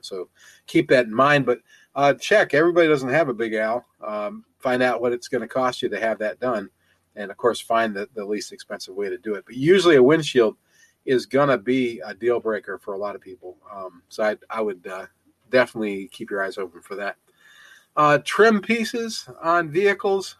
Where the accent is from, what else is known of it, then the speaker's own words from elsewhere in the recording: Ohio, United States; moved away; also born or lived in Tennessee; I'm also from Ohio